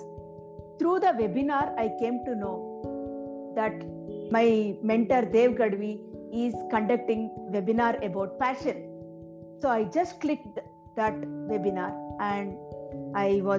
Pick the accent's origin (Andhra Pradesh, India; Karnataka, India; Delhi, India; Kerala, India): Karnataka, India; Bangalore; from Bangalore. I have born and brought up in a small middle-class family